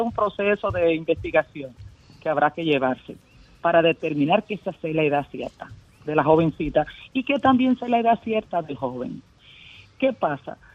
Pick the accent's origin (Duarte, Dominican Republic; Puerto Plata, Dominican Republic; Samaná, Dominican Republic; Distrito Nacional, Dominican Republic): Puerto Plata, Dominican Republic; Sosúa; yo soy de Sosúa